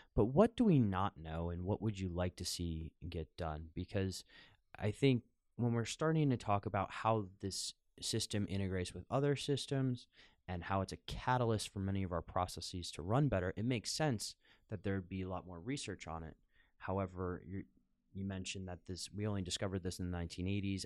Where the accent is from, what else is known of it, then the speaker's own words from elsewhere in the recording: United States; now in Amsterdam, Netherlands; growing up in the United States